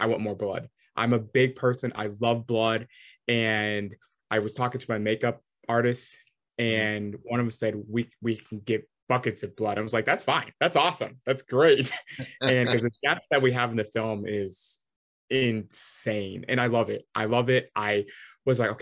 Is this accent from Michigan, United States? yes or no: yes; Michigan, United States; I grew up in Michigan